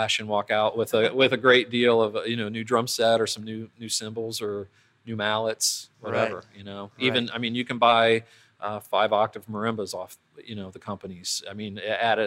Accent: Columbus, Ohio, United States; I grew up in Columbus.

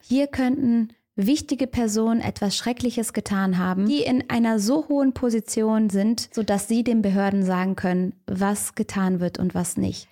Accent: Cologne, North Rhine-Westphalia, Germany; ich als Kölnerin

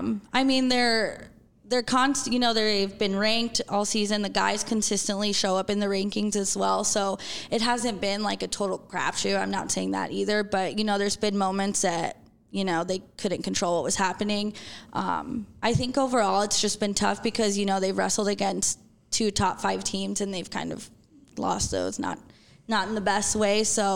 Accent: Las Vegas, Nevada, United States; also born or lived in Denver, United States; I was born in Denver, but I grew up in Las Vegas.

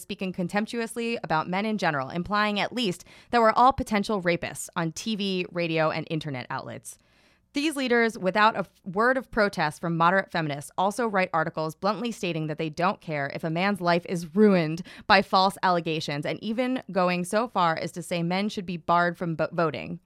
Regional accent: New York City, New York, United States; I grew up in Staten Island

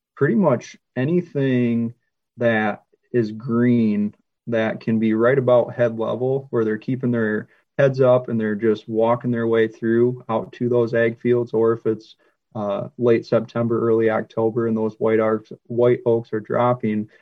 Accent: Michigan, United States; moved away; where I grew up in Michigan

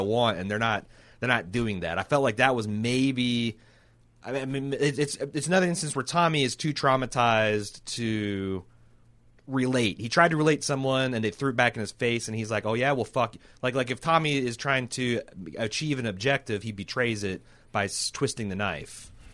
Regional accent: Mooresville, Indiana, United States; I grew up in Mooresville.

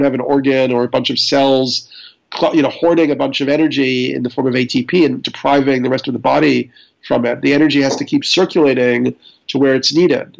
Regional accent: New York, United States; I'm a New Yorker

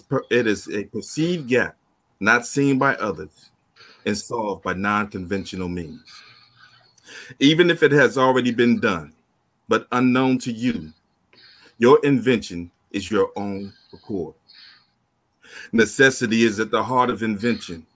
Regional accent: Arkansas, United States; also born or lived in Detroit, Michigan; I'm from Arkansas. I'm a transplant from out of Michigan. Detroit was the last stop when we were in Michigan

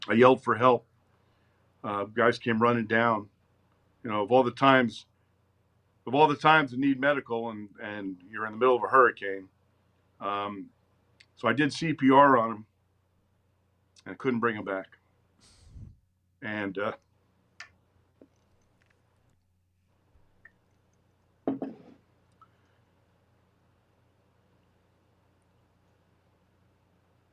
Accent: Princeton, New Jersey, United States; I was born in Princeton, raised there, had loving parents, had a great childhood

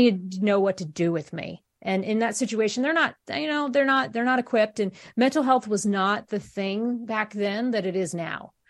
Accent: Columbus, Ohio, United States; moved away as an adult; I'm originally from Columbus, Ohio

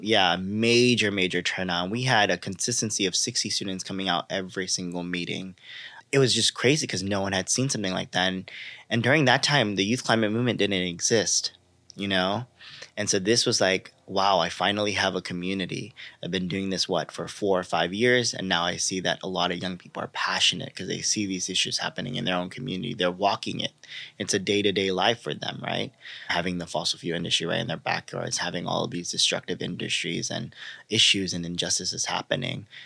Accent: Los Angeles, California, United States; I grew up in Los Angeles, a community specifically called South Central Los Angeles or South L A, as many know it, uh, notorious for many injustices. I like to say born and raised in South L

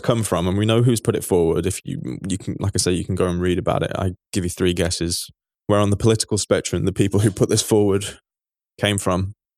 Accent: England, United Kingdom; as an Englishman

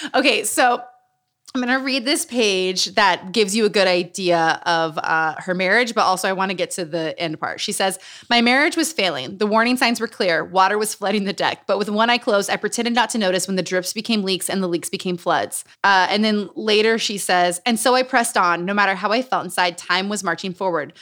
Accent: Utah, United States; moved away; also born or lived in New Mexico / Los Angeles; Growing up in Utah.

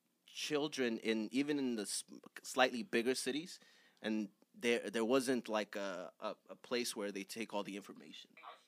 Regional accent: Mexico; accent: Mexican; English is a second language; now in United States; So my birth certificate says that I'm from Oaxaca.

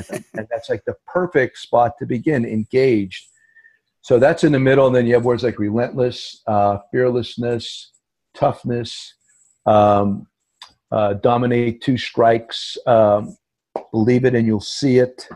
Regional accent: Hazleton, Pennsylvania, United States; the Hazleton Integration Project in my hometown

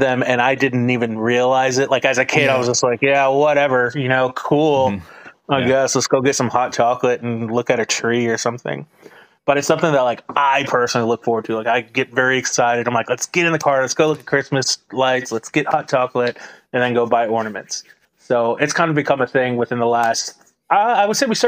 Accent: Michigan, United States; I grew up in Michigan

